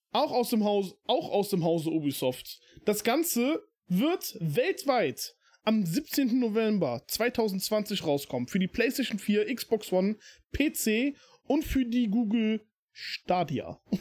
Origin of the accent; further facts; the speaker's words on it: Germany; hier bei uns in Deutschland